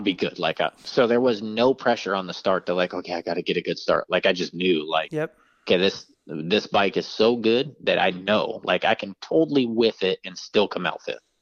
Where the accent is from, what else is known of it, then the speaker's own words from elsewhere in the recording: San Francisco Bay Area, California, United States; my hometown race